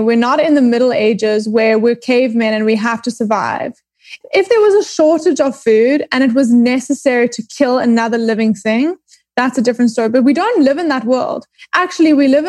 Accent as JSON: {"language": "English", "town": "Johannesburg", "region": "Gauteng", "country": "South Africa", "tie": "born or raised there", "also_born_or_lived": "Cape Town, South Africa / New York, United States", "moved": "as an adult", "lives_now": "Los Angeles, United States", "said": "I was born in Cape Town, grew up in Johannesburg, and then moved back to Cape Town"}